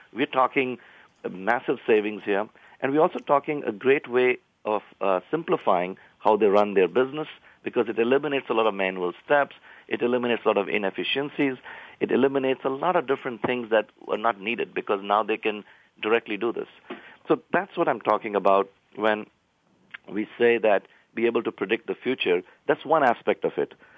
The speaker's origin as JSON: {"language": "English", "country": "India", "tie": "born or raised there", "moved": "yes", "said": "I grew up in India"}